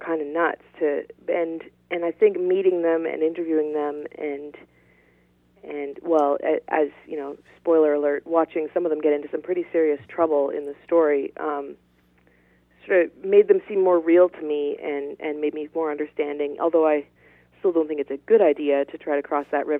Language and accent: English; Ottawa, Ontario, Canada; moved away as an adult; also born or lived in northern England; now in Yukon, Canada; I got a job in my hometown of Ottawa, which is the capital of Canada